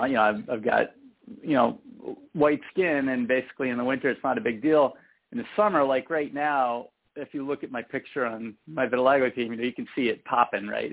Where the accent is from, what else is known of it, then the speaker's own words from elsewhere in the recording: San Francisco Bay Area, California, United States; I am from the San Francisco Bay Area